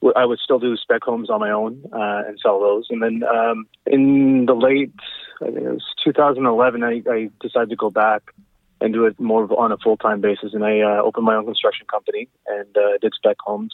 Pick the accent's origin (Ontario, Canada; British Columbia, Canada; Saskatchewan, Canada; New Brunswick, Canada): British Columbia, Canada; Abbotsford; also born or lived in Surrey / Burnaby; I was born and raised in Abbotsford